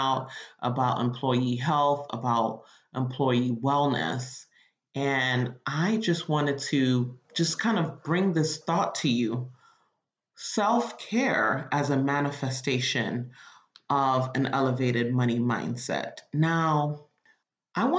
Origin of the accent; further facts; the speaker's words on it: Nigeria; I'm Nigerian